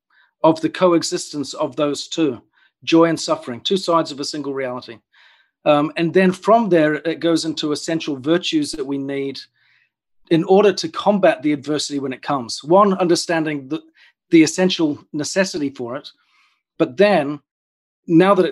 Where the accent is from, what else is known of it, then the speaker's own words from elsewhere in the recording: New Zealand; moved away as an adult; also born or lived in United Kingdom; I grew up in New Zealand, and at the age of about 22, I decided in a moment of impulse to jump on a plane, fly over to the UK